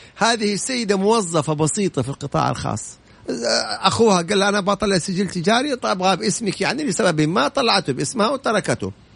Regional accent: Saudi Arabia; انا اليوم كسعودي

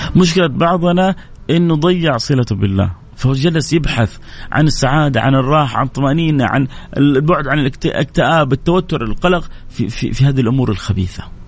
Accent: Saudi Arabia; عندنا في السعودية

